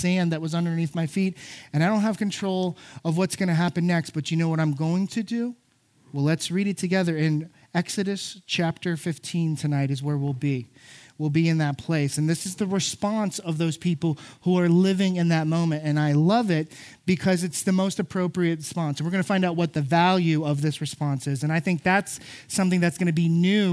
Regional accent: South Florida, United States; I grew up in South Florida

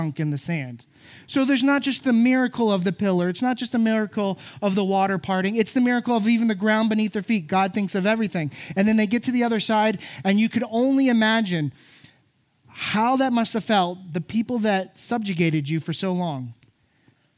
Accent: South Florida, United States; I grew up in South Florida

